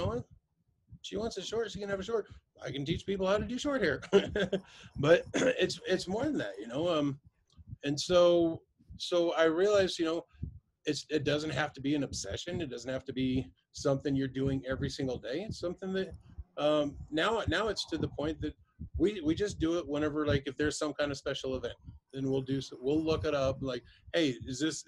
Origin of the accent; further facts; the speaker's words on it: Arkansas, United States; I was raised in Arkansas